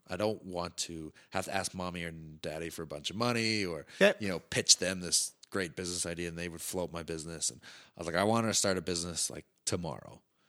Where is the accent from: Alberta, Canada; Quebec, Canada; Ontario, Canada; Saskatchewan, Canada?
Alberta, Canada; Calgary; So I wanted something that really represented Calgary and represented me as a Calgarian traveling around